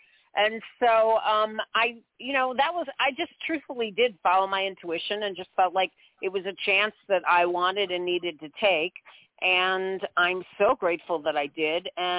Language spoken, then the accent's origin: English; St. Louis, Missouri, United States; moved away as an adult; also born or lived in Kirksville, Missouri; now in New York, United States; I was born in St. Louis, Missouri, actually.